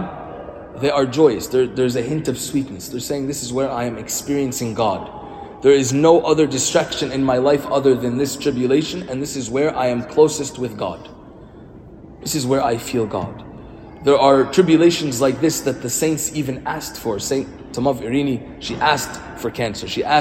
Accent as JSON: {"language": "English", "country": "Egypt", "said": "we are from Egypt"}